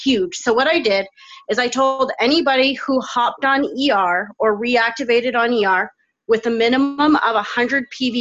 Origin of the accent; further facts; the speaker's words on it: Canada; I'm Canadian, and we do our Thanksgiving in October